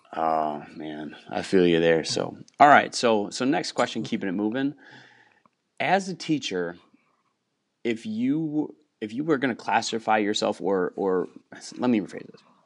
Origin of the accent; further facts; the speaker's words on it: Wisconsin, United States; moved away as an adult; also born or lived in Houston, Texas; I grew up in Wisconsin, and I'm, I'm back living about an hour from where I grew up after eight years in Houston